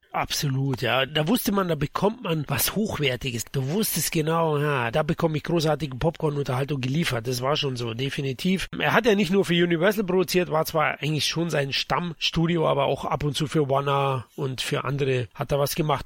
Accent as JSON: {"language": "German", "region": "Bavaria", "country": "Germany", "said": "Als Bayer"}